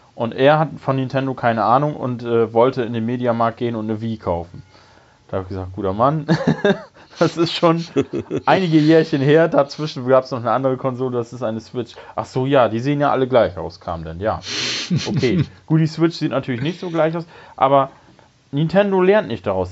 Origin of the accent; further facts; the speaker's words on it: Bremerhaven, Bremen, Germany; in meiner Heimatstadt in Bremerhaven